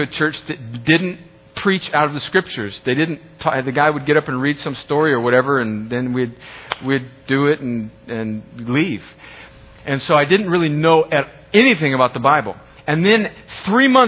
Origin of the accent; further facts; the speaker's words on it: US–Mexico border, United States; I grew up on the Mexican border